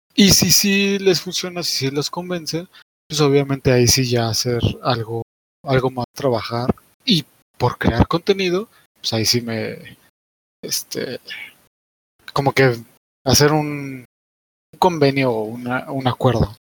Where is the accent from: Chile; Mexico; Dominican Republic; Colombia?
Mexico; Puebla; yo soy poblano